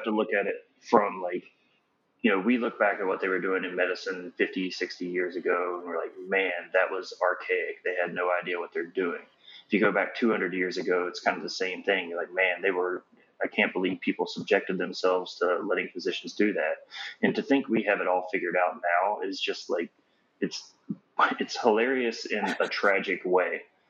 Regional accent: Florida, United States; I come from Florida.

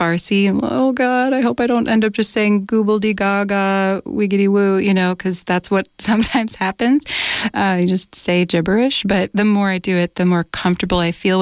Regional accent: United States; first language English

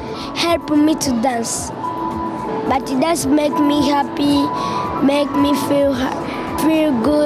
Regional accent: Uganda; I'm from Uganda.

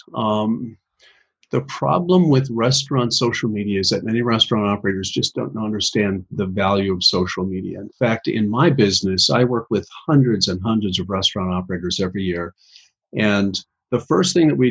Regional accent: Midwest, United States; I'm from the Midwest, and we're cold up here, so I talk kind of fast

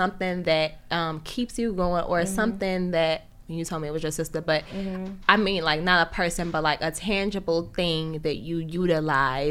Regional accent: Chicago, Illinois, United States; also born or lived in Harlem / Bronx; now in Brooklyn, United States; I'm originally from Chicago

